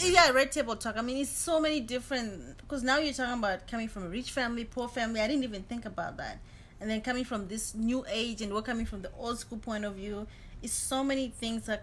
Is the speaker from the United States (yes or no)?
no; Zimbabwe; I'm from Zimbabwe